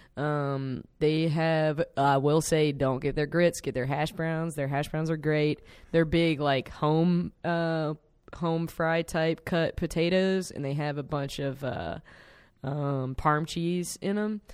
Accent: South Carolina, United States; now in Chicago, United States; I'm from South Carolina.

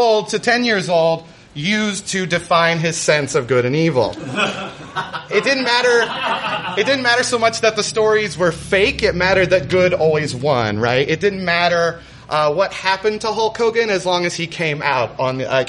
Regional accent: Midwest, United States; any sort of self-respecting child of a single mother growing up in the Midwest would do when he's on a search for truth.

